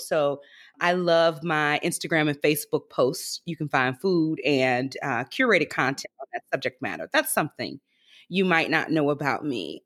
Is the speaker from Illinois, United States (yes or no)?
no; Prichard, Alabama, United States; I am actually from Pritchard, Alabama, which is a small bedroom community that borders, uh, Mobile, Alabama, right on the Gulf Coast.